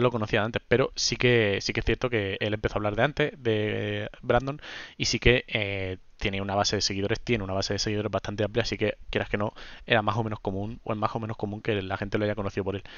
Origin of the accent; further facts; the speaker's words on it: Region of Murcia, Spain; yo soy de Murcia, de, concretamente de una ciudad de, la región de Murcia